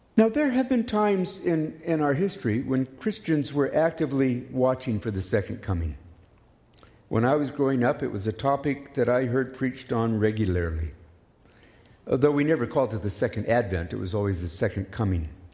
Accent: Oklahoma, United States; now in Canada; As a child growing up in Oklahoma

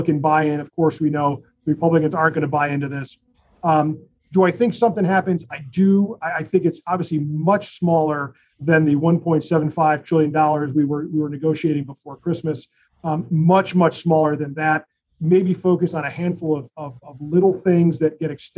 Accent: Connecticut, United States; my home state of Connecticut

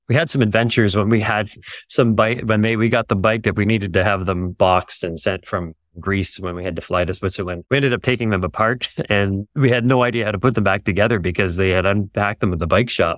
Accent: near Toronto, Ontario, Canada; now in Yukon, Canada; I grew up near Toronto, in Ontario in Canada.

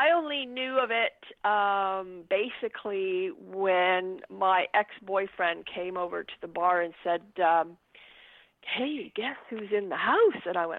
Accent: Laval, Quebec, Canada; also born or lived in Montreal; I was born in a place called Laval, Quebec. And I went to, I went to school. I went to theater school in Montreal. I'm actually really, at the end of the day, a Montrealer.

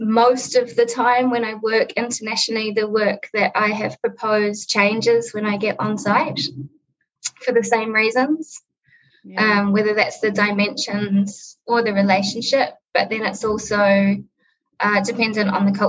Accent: Auckland, New Zealand; It was just my mum and myself growing up in Northcote on the North Shore of Auckland

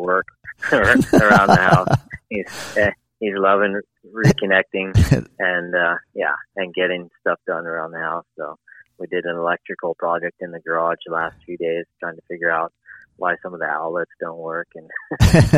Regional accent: Southern California, United States; also born or lived in Los Angeles / Santa Barbara County / San Diego; now in San Luis Obispo County, United States; I was born in Southern California, coastal Southern California, Los Angeles to be specific, and I grew up in Los Angeles a little bit and some up in Santa Barbara County

